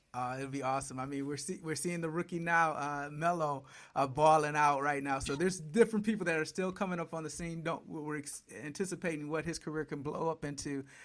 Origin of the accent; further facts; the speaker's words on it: Detroit, Michigan, United States; I grew up in Detroit watching the Bad Boys